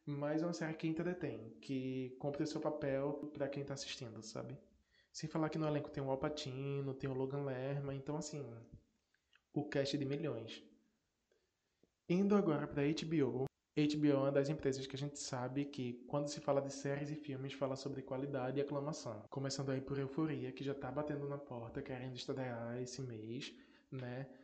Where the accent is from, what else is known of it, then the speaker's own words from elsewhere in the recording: Northeast Region, Brazil; sou nordestino sim, com muito orgulho